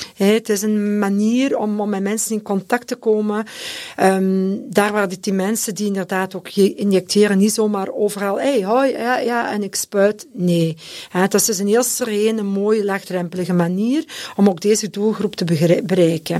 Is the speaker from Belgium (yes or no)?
yes; Leuven, Flanders, Belgium; Ik ben ook afkomstig van Leuven